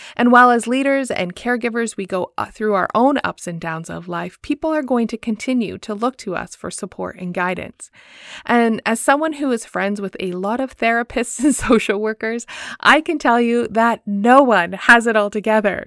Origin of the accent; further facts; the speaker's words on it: Woodstock, Ontario, Canada; Movement Church in my hometown, Woodstock, Ontario.